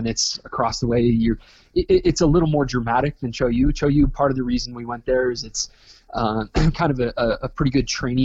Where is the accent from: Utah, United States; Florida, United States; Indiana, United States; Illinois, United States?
Utah, United States; Park City; also born or lived in California; I was born and raised in Park City, Utah